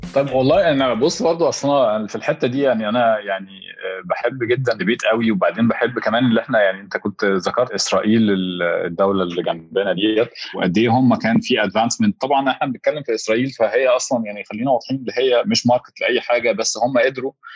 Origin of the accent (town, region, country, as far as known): Egypt